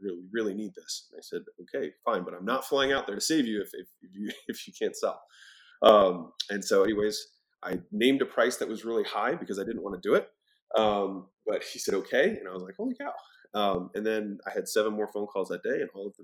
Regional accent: Baltimore, Maryland, United States; moved away as an adult; also born or lived in Huntington Beach, California; I was from Baltimore

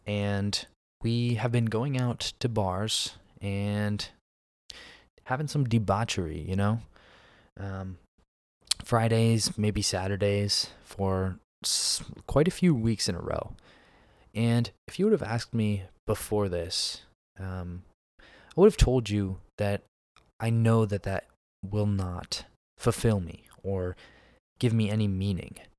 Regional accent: Pennsylvania, United States; moved away as an adult; now in Texas, United States; I'm from Pennsylvania, but I live in Texas now.

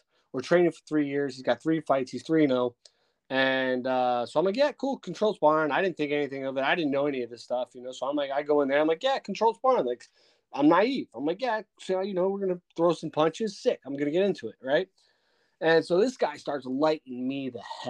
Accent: Bayonne, New Jersey, United States; I grew up in Bayonne, New Jersey

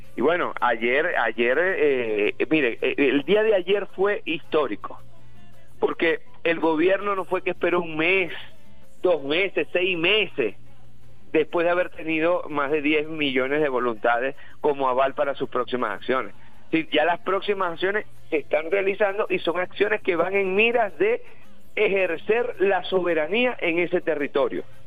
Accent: Venezuela; todos nosotros, todos los venezolanos y las venezolanas

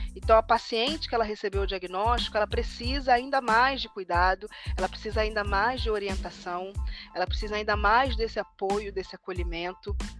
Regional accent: Rio de Janeiro, Brazil; eu sou carioca de origem

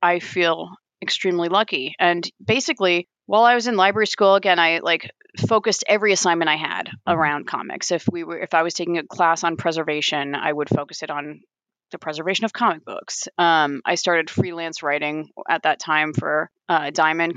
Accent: Long Island, New York, United States; moved away as an adult; also born or lived in Vermont; now in Columbus, Ohio, United States; I grew up on Long Island

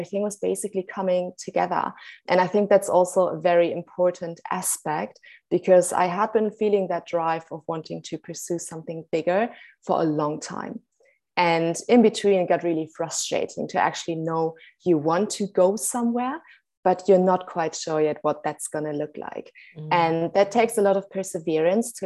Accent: Germany; now in Cape Town, South Africa; I'm originally from Germany, actually, but by now actually residing in Cape Town, South Africa

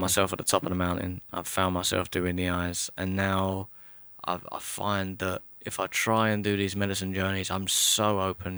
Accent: Chatham, South East England, United Kingdom; I'm from Kent, Chatham, and I'll always sound and look like a traveller

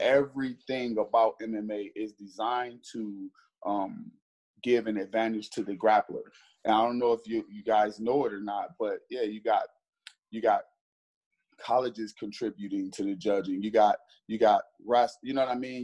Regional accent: Cleveland, Ohio, United States; I'm from Cleveland, Ohio

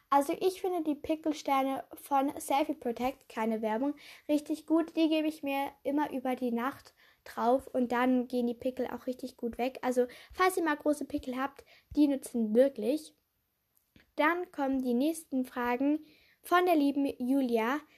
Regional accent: Switzerland; weil ich bin ja Schweizerin

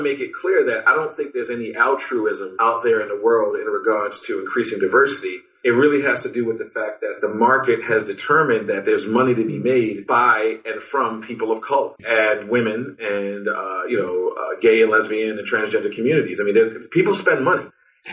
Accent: Baltimore, Maryland, United States; growing up in Baltimore

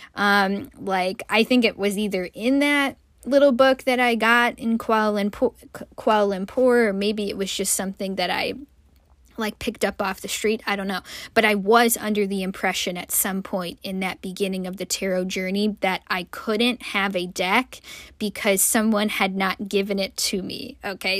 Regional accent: United States; also born or lived in Malaysia; as an American

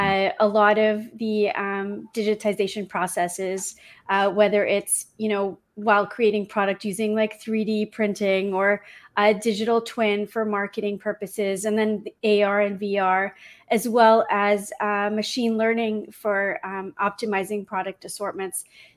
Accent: United Kingdom; also born or lived in London / Toronto / Vancouver / Congo; Yes. Well, because I'm British, I usually would cheer for England.

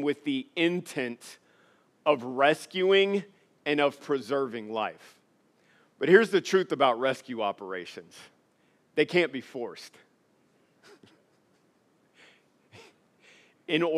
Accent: Louisiana, United States; moved away; also born or lived in Alexandria, Louisiana; I was born and raised and spent most of my life in Louisiana.

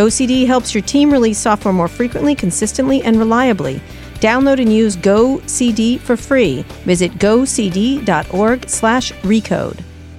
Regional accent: Roslyn Harbor, New York, United States; grew up in Roslyn Harbor.

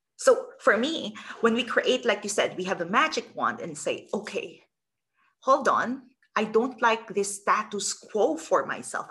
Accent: Philippines; I'm originally from the Philippines

